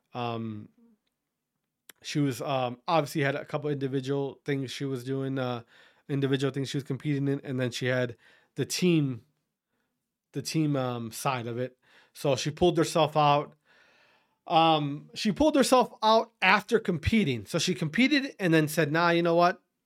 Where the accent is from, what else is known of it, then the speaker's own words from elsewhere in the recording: Wisconsin, United States; I'm from Wisconsin